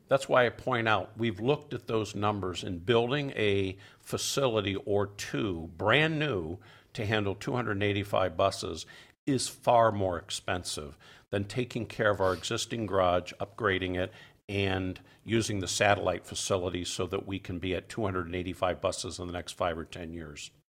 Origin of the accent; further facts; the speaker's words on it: Detroit, Michigan, United States; now in Madison, United States; I grew up in Detroit after the transit system was in decline